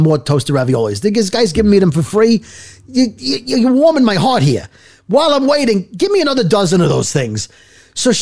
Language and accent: English; Brooklyn, New York, United States; also born or lived in northern New Jersey; now in New Jersey, United States; I'm from Brooklyn